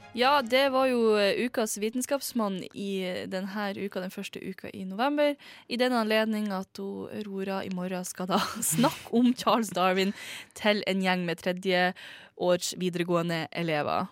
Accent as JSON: {"language": "Norwegian", "region": "Northern Norway", "country": "Norway", "said": "jeg er nordlending, jeg er fra en liten plass, liten spøkelsesby, der mange folk har dødd i gruven."}